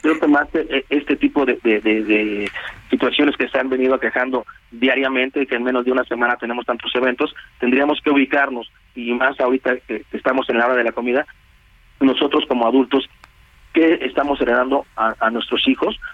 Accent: Mexico

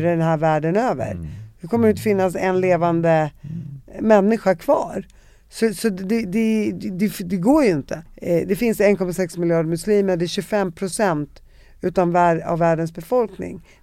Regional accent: Damascus, Syria; born or raised there

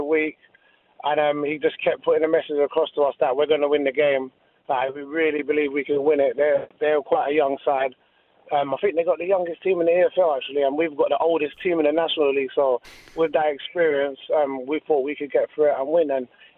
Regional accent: London, United Kingdom; being from the area I was from, I was always kind of vulnerable to the gang culture and stuff, like growing up in Hackney

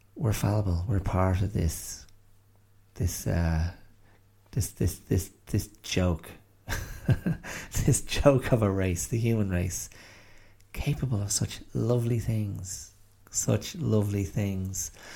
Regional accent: Ireland; on which to place oneself as an Irish person

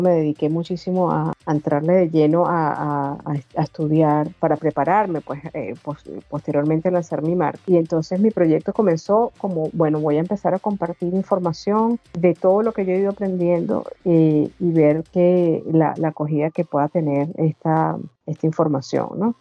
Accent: Venezuela; moved away as an adult; now in Australia; vengo original de Venezuela, pero tengo ya más de 13 años viviendo en Australia

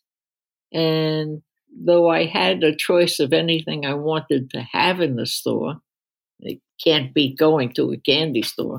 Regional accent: New York City, New York, United States; also born or lived in Queens, New York; I was born in Brooklyn.

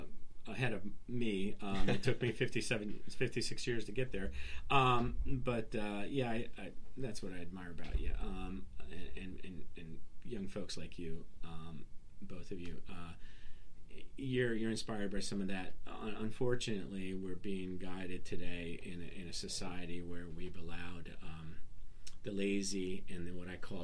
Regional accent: Warren, Ohio, United States; born or raised there; English is a second language; also born or lived in northern Serbia, Yugoslavia

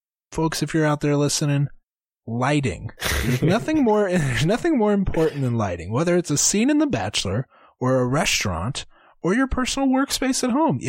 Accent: Arkansas, United States; I'm from Arkansas.

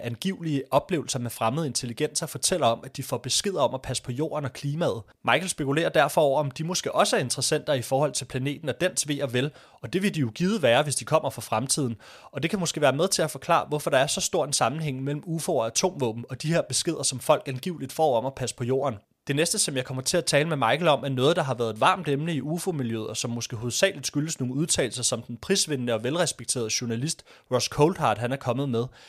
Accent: Denmark; also born or lived in Greenland (ancestry); jeg er fra Danmark, selvom jeg faktisk er af grønlandsk afstamning

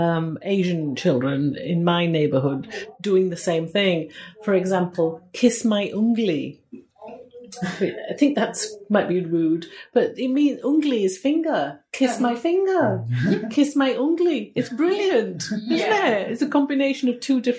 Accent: Kenya; now in Yorkshire, United Kingdom; I was born in Kenya. And my mother can speak Swahili

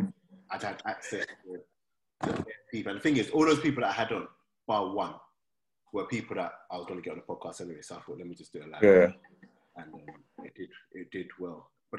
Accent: London, United Kingdom; No one said anything too mad growing up in South London, blah, blah, blah.

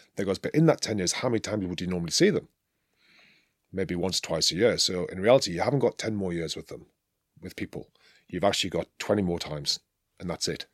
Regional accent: England, United Kingdom; moved away as an adult; now in France; I'm an Englishman, I'm a proud Englishman

